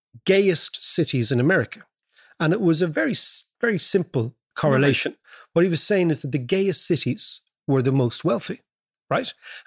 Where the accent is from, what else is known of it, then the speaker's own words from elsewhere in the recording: Ireland; moved away; And when we came from Ireland, they couldn't place us.